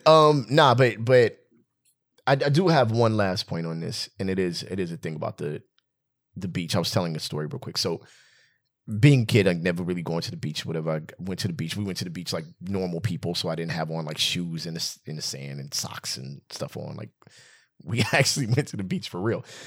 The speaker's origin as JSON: {"language": "English", "town": "West Covina", "region": "California", "country": "United States", "tie": "born or raised there", "said": "I grew up in West Covina. I might as well be from here."}